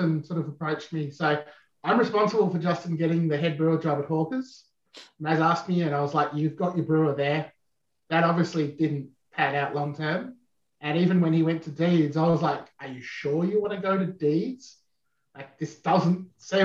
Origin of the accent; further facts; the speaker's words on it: Swan Valley, Western Australia, Australia; growing up in Swan Valley making fortified wine and blending fortified wines